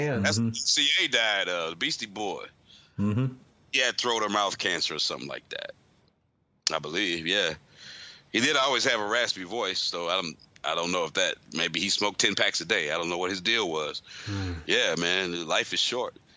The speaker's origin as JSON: {"language": "English", "town": "St. Louis", "region": "Missouri", "country": "United States", "said": "I'm from St. Louis"}